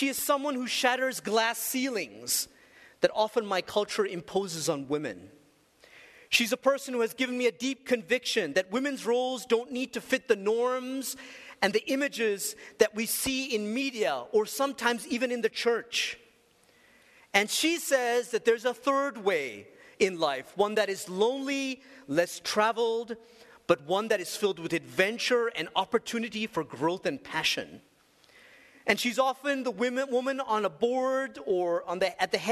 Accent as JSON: {"language": "English", "town": "Colombo", "region": "Western Province", "country": "Sri Lanka", "tie": "born or raised there", "said": "Growing up in Sri Lanka, my parents encouraged my sister and I to engage the poverty"}